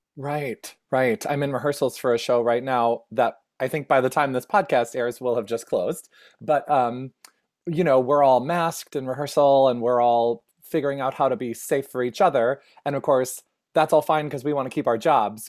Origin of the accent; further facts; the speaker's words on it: Minnesota, United States; also born or lived in New Hope, Minnesota / Twin Cities; I grew up in Minnesota